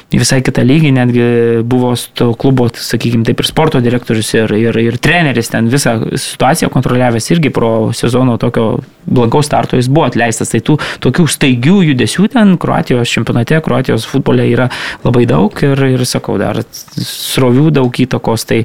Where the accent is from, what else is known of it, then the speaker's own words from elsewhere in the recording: Lithuania; mes lietuviai